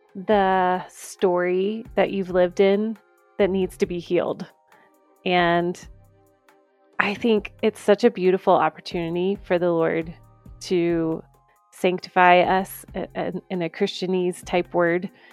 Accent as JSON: {"language": "English", "region": "Georgia", "country": "United States", "tie": "born or raised there", "also_born_or_lived": "Saint Augustine, Florida", "moved": "as an adult", "lives_now": "Colorado, United States", "said": "I grew up in Georgia, um, you know, go Bulldogs right here"}